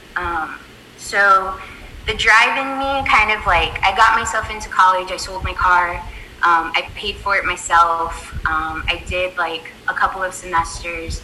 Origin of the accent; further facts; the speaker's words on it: San Antonio, Texas, United States; I grew up in San Antonio